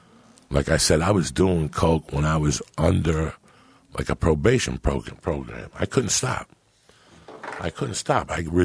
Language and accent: English; New York, United States; now in San Francisco, United States; I saw more violence in 6 months in San Francisco in 1985 than I saw growing up in New York.